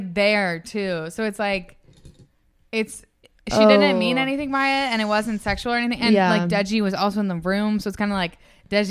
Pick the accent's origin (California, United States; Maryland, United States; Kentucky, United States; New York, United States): Maryland, United States; Annapolis; I mean, we're from Annapolis